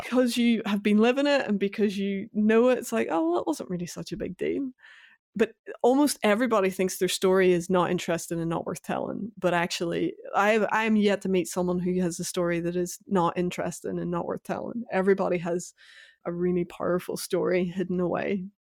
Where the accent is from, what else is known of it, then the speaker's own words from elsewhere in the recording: Northern Ireland, United Kingdom; my youth growing up in Northern Ireland, the tail end of the Troubles